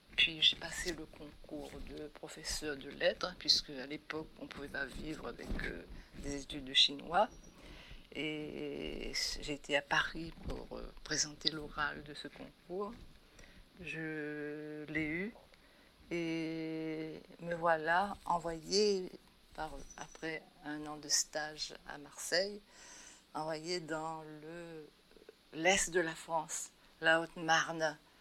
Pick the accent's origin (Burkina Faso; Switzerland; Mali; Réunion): Réunion; Saint-Pierre; c'est de là aussi que je suis, que je viens, et où j'ai passé mon enfance jusqu'au début de l'adolescence